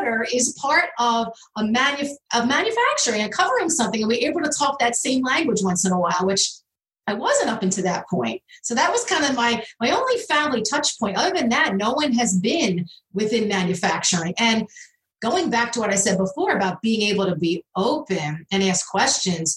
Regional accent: Philadelphia, Pennsylvania, United States; I'm from the Philadelphia area

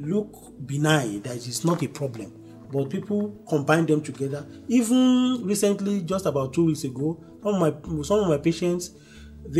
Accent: Niger Delta, Nigeria; I come from the Niger Delta by origin

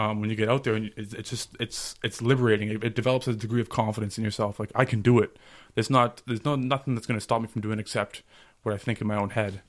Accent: Ottawa, Ontario, Canada; I was born and raised in Ottawa

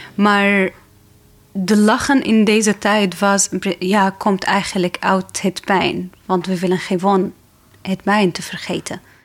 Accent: Damascus, Damascus Governorate, Syria; Dutch is a second language; moved away as an adult; now in Netherlands; Ik kom uit Syrië. Ik ben geboren in Damascus, de hoofdstad in Syrië met een leuke familie.

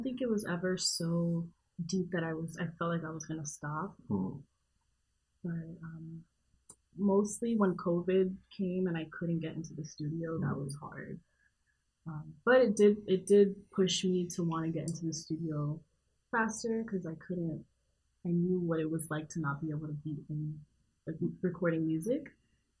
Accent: Miami, Florida, United States; I'm from Miami.

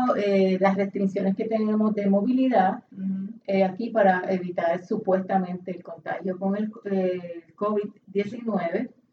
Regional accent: Puerto Rico; como puertorriqueño

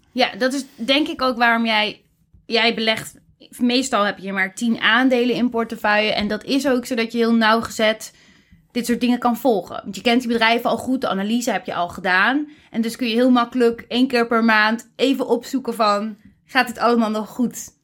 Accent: Netherlands

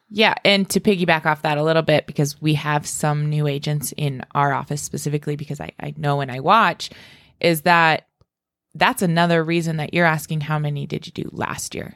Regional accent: Spearfish, South Dakota, United States; now in Rapid City, United States; I grew up in Spearfish

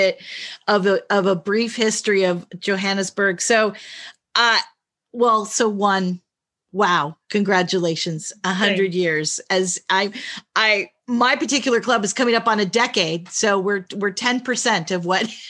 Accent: United States; I'm from the States

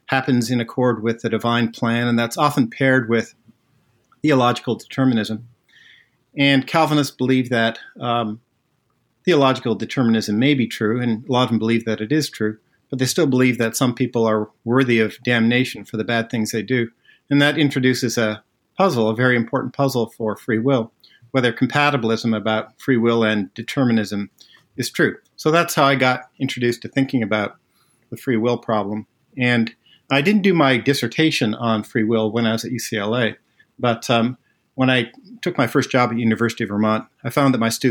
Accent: Netherlands; So I was born in the Netherlands

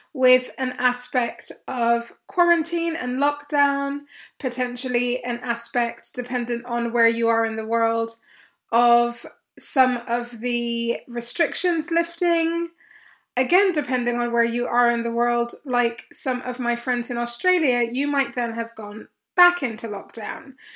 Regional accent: Kenya; moved away; I grew up in Kenya for many, many years of my life, certainly for most of my schooling years

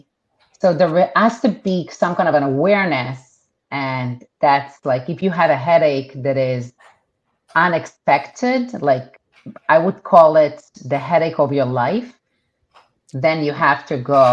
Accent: Israel; first language Hebrew; English is a second language; moved away as an adult; now in United States; Hebrew is my primary language. And I was born and raised in Israel. Went to the army. And when that was done, I came to the United States

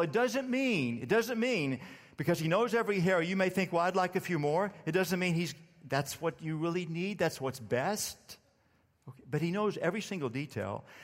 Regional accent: Starr County, Texas, United States; I grew up in Starr County, Texas, deep South Texas

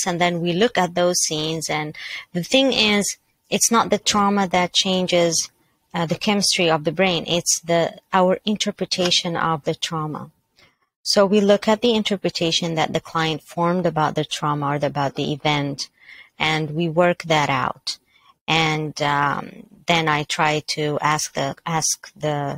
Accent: Mississauga, Ontario, Canada; I am from Mississauga, Canada

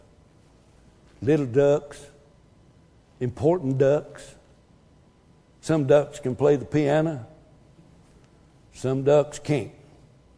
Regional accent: Wilmington, California, United States; where I was raised in Wilmington, California

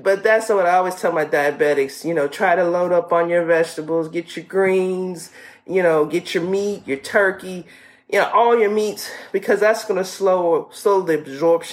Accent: the South, United States; we're from the South, so we call it pone

